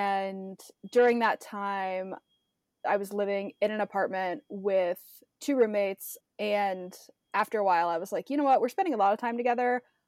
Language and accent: English; Midwest, United States; now in Nashville, United States; Like growing up in the Midwest, I was super lucky to travel a lot, but I hadn't done a lot of the Southwest.